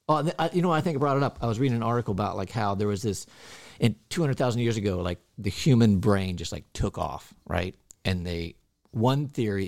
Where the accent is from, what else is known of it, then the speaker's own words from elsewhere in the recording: Middletown, United States; And I'm from Middletown